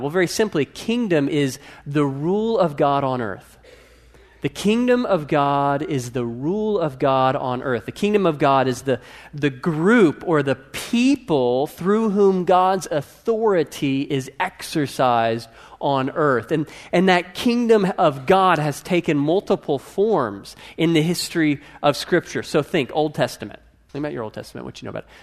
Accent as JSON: {"language": "English", "country": "United States", "said": "most of us are not Russian or French. We're American"}